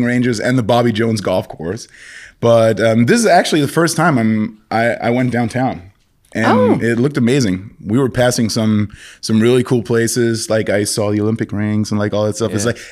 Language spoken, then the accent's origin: English; Paderborn, North Rhine-Westphalia, Germany; English is a second language; now in Munich, Germany; I grew up in Germany